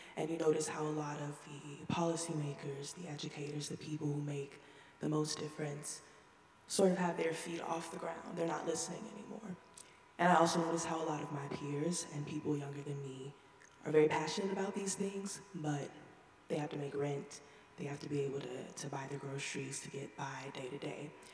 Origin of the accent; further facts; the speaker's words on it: Houston, Texas, United States; moved away as an adult; I'm from a red state, Texas. I'm blessed enough to be from Houston, where it's mostly blue